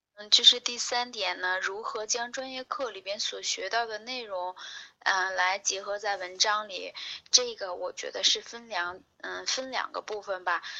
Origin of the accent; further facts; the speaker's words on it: Hebei, China; 我是河北人，我出生在一个农村，然后呢，我是中专毕业，毕业了之后，呃，我当时学的专业是医学，我学的是病理专业